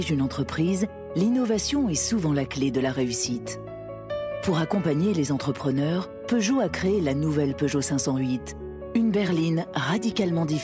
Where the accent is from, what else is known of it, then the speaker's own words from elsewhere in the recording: Versailles, Île-de-France, France; born there; Je suis né à Versailles, oui.